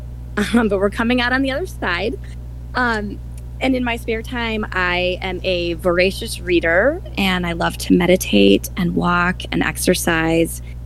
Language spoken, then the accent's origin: English; Milwaukee, Wisconsin, United States; now in Madison, United States; I was born and raised in Milwaukee, Wisconsin